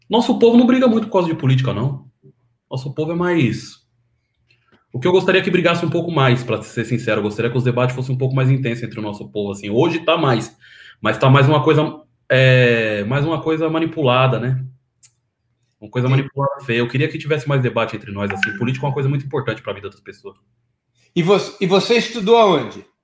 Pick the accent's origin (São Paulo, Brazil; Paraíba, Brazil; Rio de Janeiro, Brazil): São Paulo, Brazil; born there; Nasci em São Paulo. Minha família é tudo da Bahia, né? Mas eu nasci em São Paulo. Que bairro? Eu nasci no Butantã, ali no, no, no quilômetro 15 da Raposo Tavares.